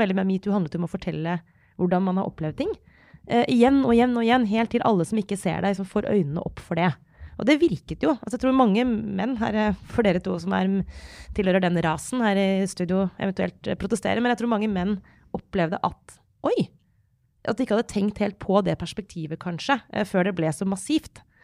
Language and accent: Norwegian; Norway; jeg har vokst opp i Norge på 90-tallet og 2000-tallet